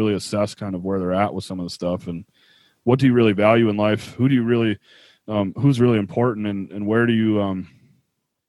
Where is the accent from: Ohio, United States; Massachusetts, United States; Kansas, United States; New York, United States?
New York, United States; Buffalo; now in Utah, United States; I grew up in Buffalo where it's cold